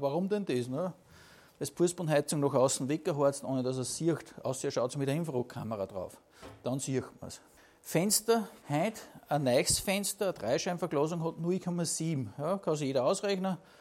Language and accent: German; Upper Austria, Austria; bei uns in Oberösterreich